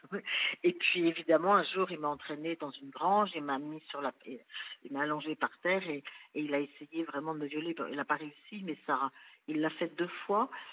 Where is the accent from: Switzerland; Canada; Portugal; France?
France; Versailles, Île-de-France; born or raised there; also born or lived in Chambéry